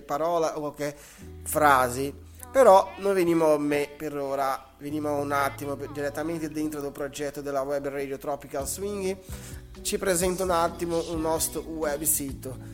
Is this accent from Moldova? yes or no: no; Brazil; Italian is a second language; now in Italy; scusate il mio italiano, sono brasiliano, da un po' che abito in Italia